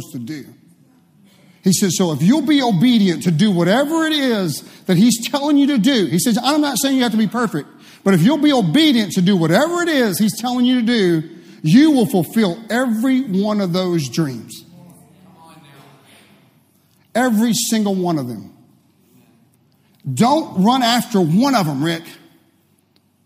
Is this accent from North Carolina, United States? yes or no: no; Waxahachie, Texas, United States; I grew up in Waxahachie